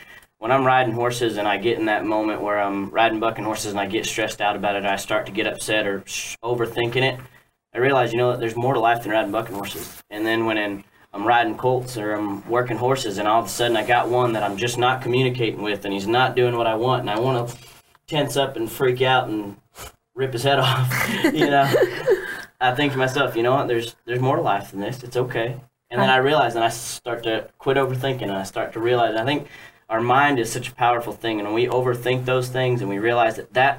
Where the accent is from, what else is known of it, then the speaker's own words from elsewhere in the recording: Western Australia, Australia; I mean, I'm actually from the Kimberleys in Australia, Western Australia.